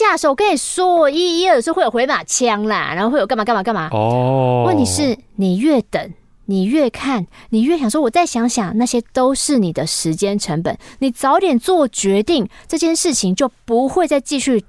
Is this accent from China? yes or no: no; Kaohsiung, Taiwan; also born or lived in Taichung; 因为西尊哈在台中读书，我是高雄人，每个礼拜来回来回来回，精神不好